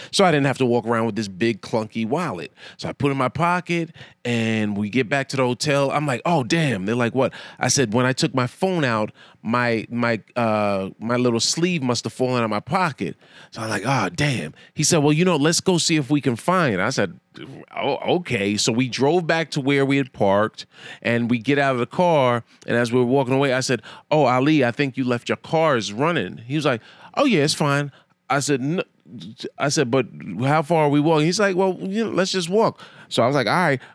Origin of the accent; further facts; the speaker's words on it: New York, United States; I'm a New Yorker